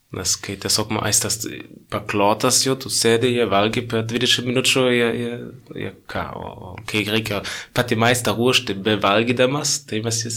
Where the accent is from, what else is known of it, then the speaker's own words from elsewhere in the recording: Northern Bavaria, Germany; Lithuanian is a second language; moved away as an adult; now in Lithuania; Tai aš esu iš Bavarijos, bet aš esu iš Šiaurės Bavarijos, kur yra per pusę protestantų, per pusę katalikų. Tai aš iš protestantų pusės